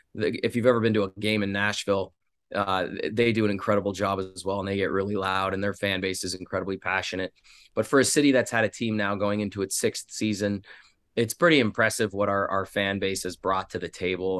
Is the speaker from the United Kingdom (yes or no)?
no; Canada; now in Las Vegas, United States; I'm Canadian hockey junkie